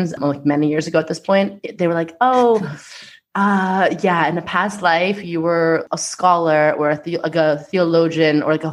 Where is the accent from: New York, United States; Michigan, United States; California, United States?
New York, United States; Long Island; I'm from Long Island and proud.